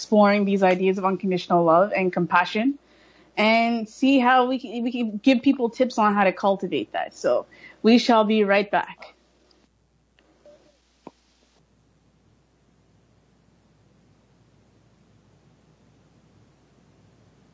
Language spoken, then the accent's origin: English; Brampton, Ontario, Canada; also born or lived in Toronto; growing up here in Brampton, growing up in Toronto, it's cliquish